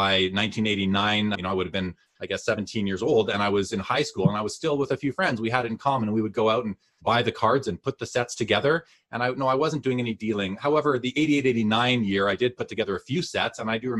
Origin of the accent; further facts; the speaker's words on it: Winnipeg, Manitoba, Canada; moved away as an adult; now in Calgary, Canada; I'm originally from Winnipeg, Manitoba, Canada. I lived there for the first 30 years